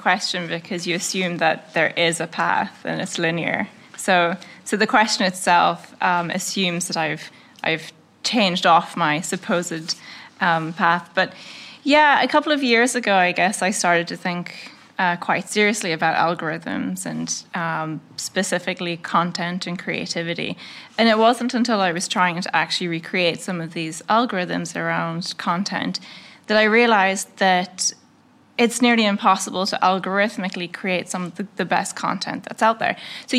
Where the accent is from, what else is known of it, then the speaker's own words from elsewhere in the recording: Northern Ireland, United Kingdom; but the first thing is I'm from Northern Ireland, and like, okay, wait, where is that?